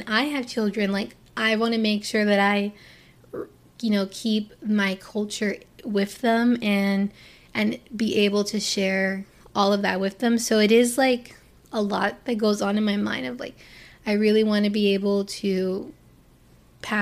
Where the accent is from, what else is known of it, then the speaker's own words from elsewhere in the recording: Port St. Lucie, Florida, United States; also born or lived in Hialeah, Florida / Miami, Florida; I was born in Hialeah, and I lived there only until the 4th grade. And so by the time I got to the 4th grade, my parents decided to move to the town called Port St. Lucie, Florida